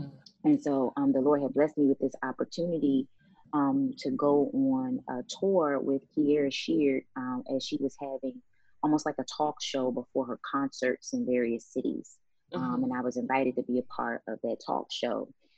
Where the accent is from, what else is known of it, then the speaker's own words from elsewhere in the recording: the North, United States; I'm from the North, and I enjoy being a Northerner, and Dallas just seemed a little too, you know, deserty for my taste.